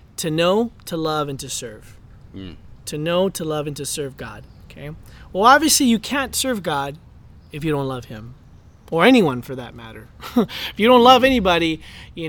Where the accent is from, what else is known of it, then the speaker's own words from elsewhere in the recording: Los Angeles, California, United States; before we're American, before we're, you know, Angelinos, before we're Californians